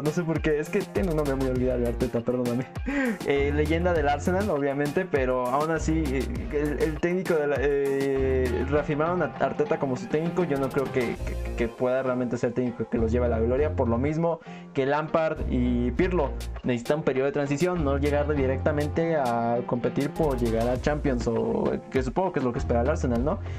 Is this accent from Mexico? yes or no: yes; Mexico; como mexicanos